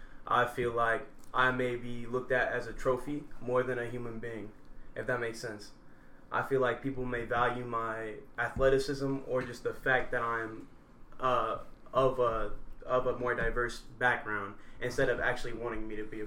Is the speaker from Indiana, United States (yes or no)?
yes; Indiana, United States; I grew up in Indiana. I know how people act, especially people who don't care so much for diversity or, you know, other races. And that's big in Indiana here.